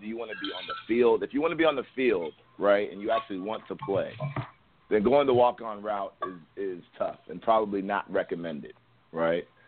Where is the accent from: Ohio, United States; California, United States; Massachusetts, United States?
Ohio, United States; Columbus; also born or lived in New York; I grew up in Columbus, Ohio.